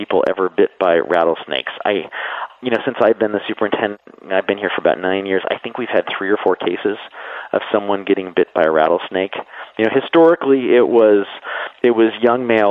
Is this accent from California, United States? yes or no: yes; San Diego, California, United States; I grew up in San Diego